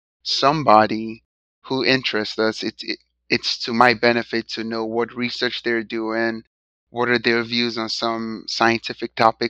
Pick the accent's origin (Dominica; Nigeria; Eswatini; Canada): Nigeria; now in United States; So I'm an immigrant from Nigeria.